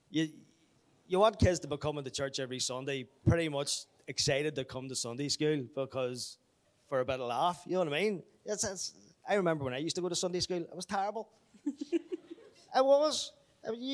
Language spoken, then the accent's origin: English; Belfast, Northern Ireland, United Kingdom; Grew up in the Apostolic, Belfast. I'm originally from Belfast.